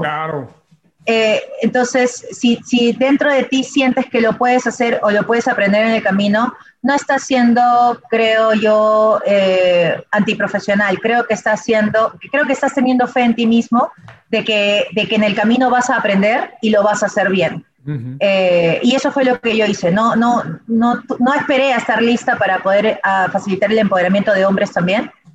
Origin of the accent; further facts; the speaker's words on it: Peru; soy peruana